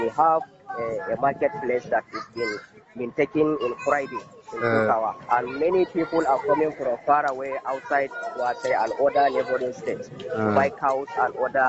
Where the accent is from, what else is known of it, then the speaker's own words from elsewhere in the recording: Kukawa, Plateau, Nigeria; from Kukawa. I am from refugees from Wasego, LG headquarters.